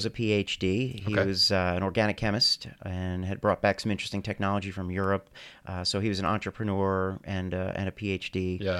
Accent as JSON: {"language": "English", "region": "New Jersey", "country": "United States", "tie": "born or raised there", "said": "So no, I was born and raised in New Jersey."}